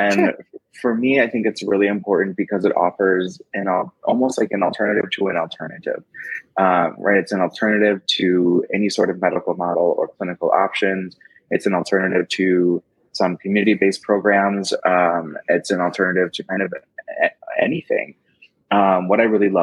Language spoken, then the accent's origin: English; Madison, Wisconsin, United States; I am from Madison, Wisconsin.